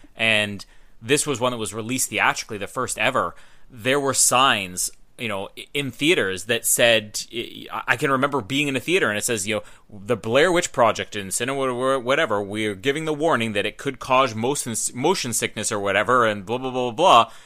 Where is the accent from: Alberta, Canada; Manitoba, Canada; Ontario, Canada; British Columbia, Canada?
Manitoba, Canada; Winnipeg; I'm from Winnipeg